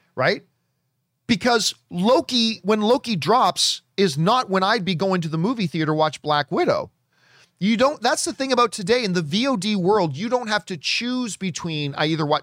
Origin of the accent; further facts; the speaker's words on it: Hamilton, Ontario, Canada; now in Los Angeles, United States; My hometown, Hamilton, Ontario, Canada